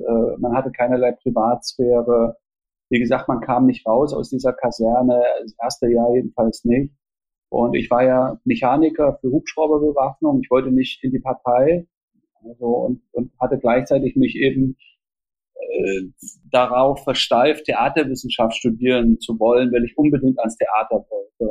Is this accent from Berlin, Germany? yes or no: no; Jena, Thuringia, Germany; also born or lived in Austria / Switzerland; in Jena Ost, wo ich aufgewachsen bin.